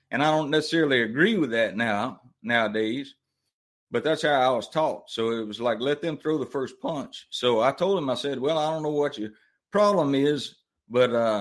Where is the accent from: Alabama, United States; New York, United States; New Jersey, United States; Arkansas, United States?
Alabama, United States; Mobile; I grew up down in Mobile, Alabama, the deep, deep South.